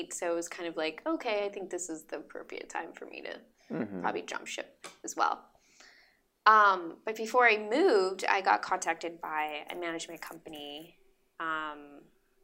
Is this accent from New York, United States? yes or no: no; San Jose, California, United States; moved away as an adult; now in Los Angeles, United States; I'm from San Jose